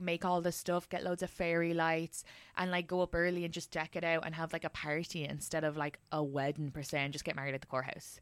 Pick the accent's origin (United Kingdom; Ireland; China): Ireland; being Irish